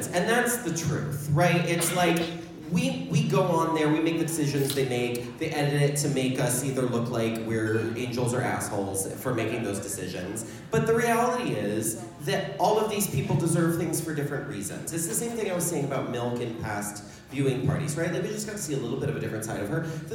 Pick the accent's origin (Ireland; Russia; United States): United States; Pacific Northwest; I'm from the Pacific Northwest